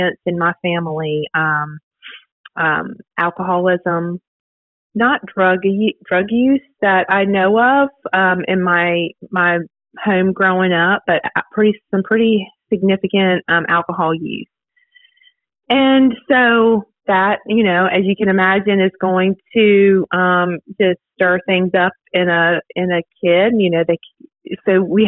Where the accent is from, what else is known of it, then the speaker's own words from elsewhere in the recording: Virginia, United States; moved away as an adult; now in Dothan, United States; I'm from Virginia originally. Moved to Dothan about 10 years